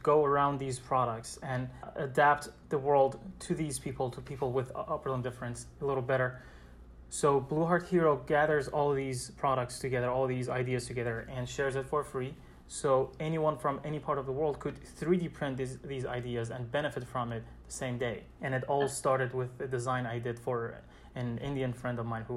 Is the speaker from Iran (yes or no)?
yes; Iran; moved away as an adult; now in New York City, United States; I'm originally from Iran. I came to the States 5 years ago to continue my study